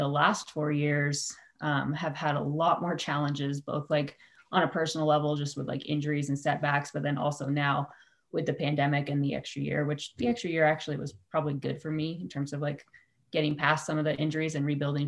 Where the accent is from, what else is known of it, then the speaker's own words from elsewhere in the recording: Santa Rosa, California, United States; I'm from Santa Rosa.